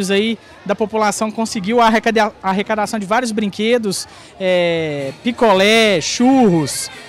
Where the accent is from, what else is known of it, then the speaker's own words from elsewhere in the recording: São Paulo, Brazil; Estou com meus filhos e nós somos de São Paulo, sou novo na cidade aqui